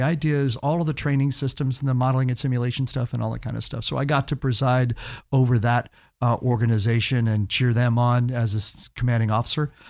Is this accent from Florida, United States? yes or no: yes; Key West, Florida, United States; also born or lived in Gainesville; now in Orlando, United States; I grew up in Key West